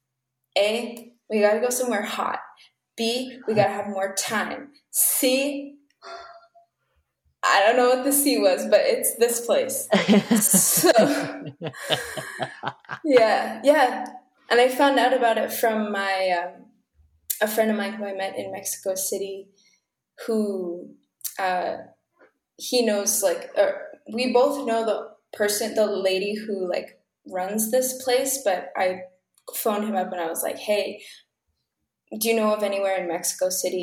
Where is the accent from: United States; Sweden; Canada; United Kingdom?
Canada; Ottawa, Ontario; moved away as an adult; now in Toronto, Canada; I grew up in Ottawa, Ontario